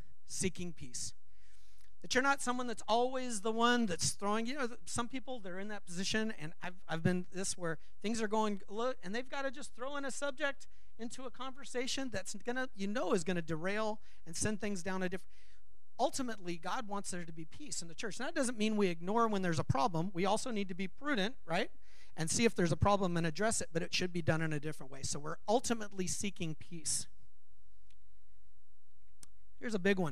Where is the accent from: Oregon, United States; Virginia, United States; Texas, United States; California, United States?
California, United States; Los Angeles; moved away; I grew up in Los Angeles. I learned to drive in Los Angeles